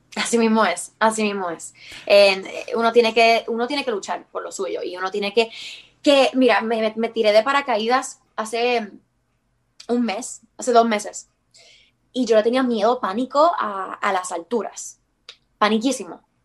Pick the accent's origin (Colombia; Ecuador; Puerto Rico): Puerto Rico; somos todos puertorriqueños